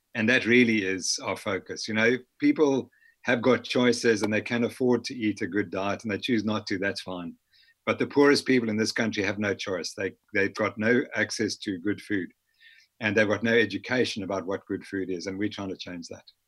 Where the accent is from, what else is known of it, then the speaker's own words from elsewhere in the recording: Harare, Zimbabwe; also born or lived in north of England (parents); I was born in Harare, Zimbabwe